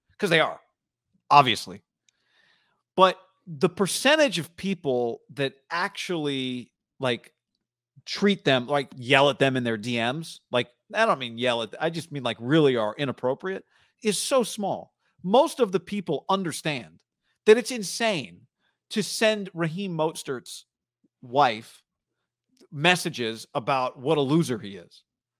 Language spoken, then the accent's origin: English; Mendota, California, United States; Funny thing is, I'm originally from Mendota, rival town about 10 minutes away.